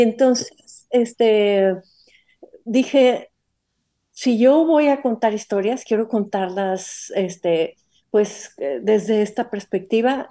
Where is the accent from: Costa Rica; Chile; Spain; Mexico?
Mexico; Monterrey, Nuevo León; soy de Monterrey y de una cierta época, de los años, en los años 60